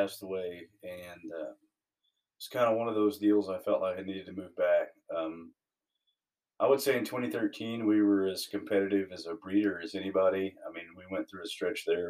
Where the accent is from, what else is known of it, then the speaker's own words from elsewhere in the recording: Uvalde, Texas, United States; also born or lived in Brackettville, Texas; I'm from Uvalde. I lived in Uvalde. All my family's graduated from there